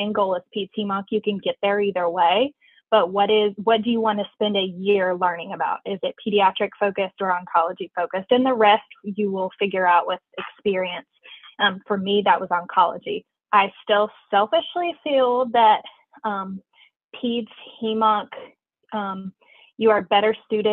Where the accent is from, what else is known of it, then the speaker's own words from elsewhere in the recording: Kingsport, Tennessee, United States; moved away as an adult; also born or lived in Knoxville, Tennessee / Winston-Salem, North Carolina; now in Richmond, United States; I was born and raised in Kingsport, Tennessee